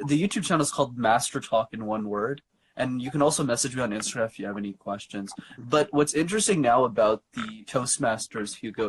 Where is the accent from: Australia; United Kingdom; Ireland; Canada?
Canada; Montreal, Quebec; Yeah, so I'm born and raised in Montreal, and I live in a suburb in Montreal called Laval.